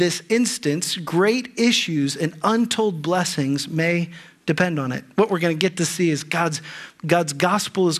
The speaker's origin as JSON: {"language": "English", "region": "Ohio", "country": "United States", "tie": "born or raised there", "also_born_or_lived": "Bahamas / California / Texas", "moved": "as an adult", "said": "Allie and I grew up in Ohio"}